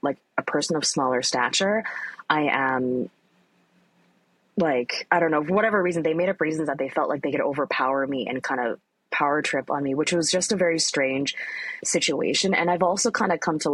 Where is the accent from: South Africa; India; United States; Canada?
Canada; Richmond, British Columbia; I grew up in Richmond, it's an Asian enclave